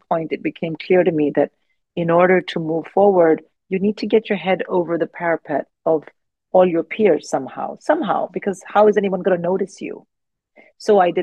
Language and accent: English; India; now in United Kingdom; I didn't grow up here. I grew up in India